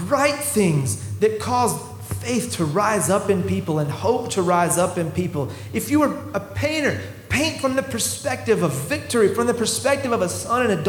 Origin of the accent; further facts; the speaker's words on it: the South, United States; we're from the South